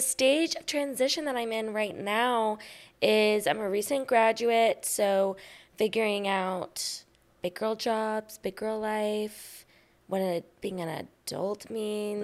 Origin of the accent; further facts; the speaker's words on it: Austin, Texas, United States; I'm born and raised in Austin, Texas